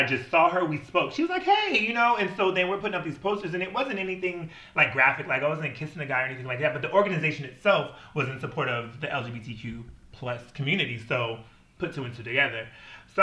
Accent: Washington, United States; also born or lived in Wisconsin

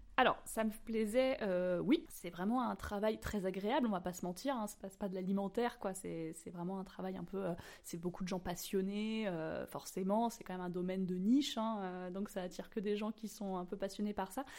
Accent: Normandy, France; moved away; also born or lived in Maisons-Alfort; je viens de Normandie, quand je suis revenue en Normandie

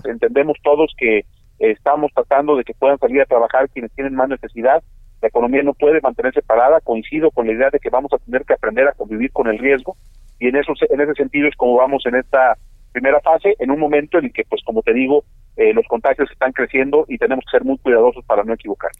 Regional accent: Jalisco, Mexico; como jaliscienses

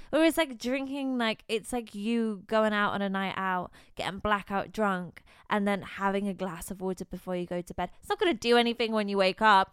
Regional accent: Bristol, South West England, United Kingdom; moved away as an adult; now in London, United Kingdom; I grew up in Bristol

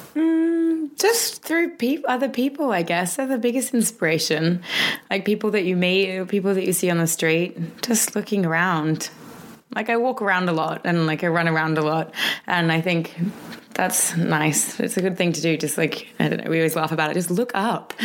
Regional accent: Australia; growing up in Australia, we kind of lived, you know, 15 minutes from the beach

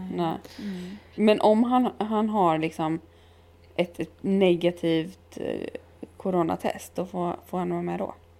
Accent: Halmstad, Halland County, Sweden; i Halland, eller i Halmstad där jag kommer ifrån

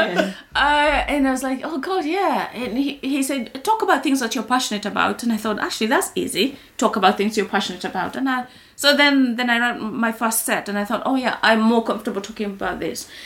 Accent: Kenya; moved away as an adult; now in United Kingdom; when I was growing up in Kenya

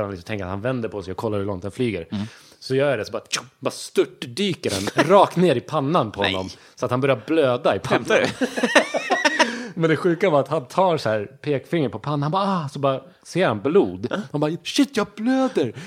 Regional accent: Sweden; jag är uppväxt i Sverige. Jag, jag, känner inte att jag har så mycket brytning så här

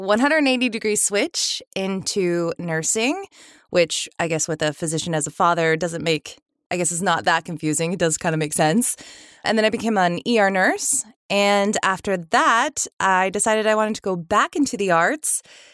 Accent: Sacramento, California, United States; We moved around a little bit when I was young, and then we ended up in Sacramento. So I grew up mostly in Sacramento

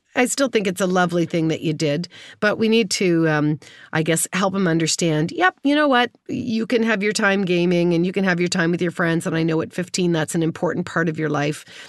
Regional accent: Kitchener, Ontario, Canada; I grew up in Kitchener, Waterloo, in, uh, in Ontario

